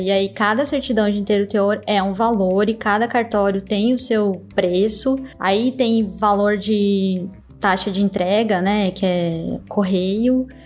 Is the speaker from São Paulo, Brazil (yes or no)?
no; Santa Catarina, Brazil; Santa Catarina, que é de onde eu venho, né, daquela região é mais forte. Então eu cresci ouvindo pessoas falarem em dialeto italiano.